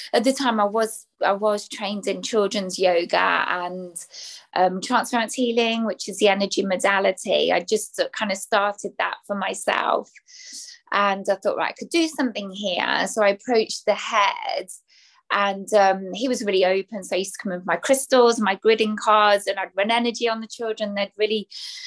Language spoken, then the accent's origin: English; England, United Kingdom; accent: English; also born or lived in Belgium; I'm British, English, as you can tell by the accent, based in the UK.